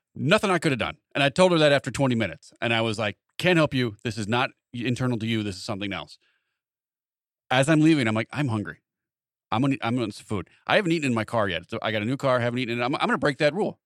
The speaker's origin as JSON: {"language": "English", "town": "Wilmington", "country": "United States", "tie": "born or raised there", "said": "we grew up with him in Wilmington"}